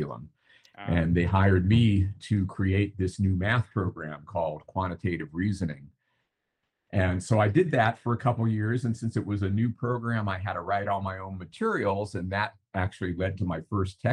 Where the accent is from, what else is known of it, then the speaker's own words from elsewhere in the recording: San Diego, California, United States; I grew up mostly in San Diego.